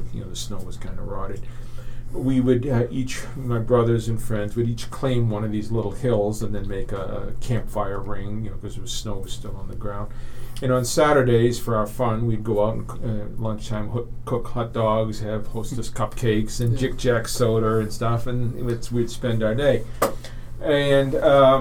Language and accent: English; Exeter, New Hampshire, United States; I grew up in Exeter. It's in the southeast part of the state.